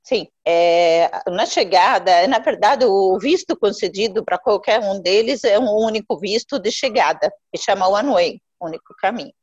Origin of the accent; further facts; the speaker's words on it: Jordan; Portuguese is a second language; moved away as an adult; now in Mogi das Cruzes, Brazil; Eu nasci, na verdade, na Jordânia.